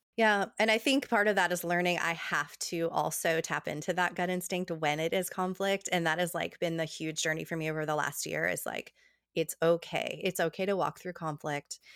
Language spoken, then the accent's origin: English; New Jersey, United States; now in Tennessee, United States; I grew up in New Jersey, um, having these big, long table dinners with my Italian family